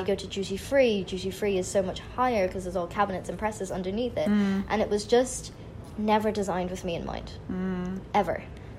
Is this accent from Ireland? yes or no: yes; Ireland; growing up in Ireland, my only access to these people was through magazines or through television.